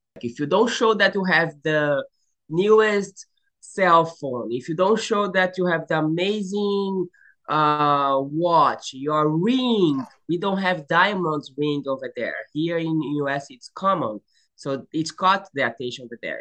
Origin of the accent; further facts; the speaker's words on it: São Paulo, Brazil; English is a second language; moved away as an adult; also born or lived in Indonesia / Bosnia and Herzegovina / Croatia / Australia; now in Florida, United States; I was raised uh, in Sao Paulo. I grew up in Sao Paulo